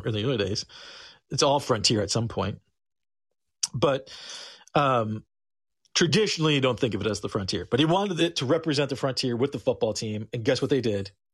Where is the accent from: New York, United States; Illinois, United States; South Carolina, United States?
Illinois, United States; we're from Illinois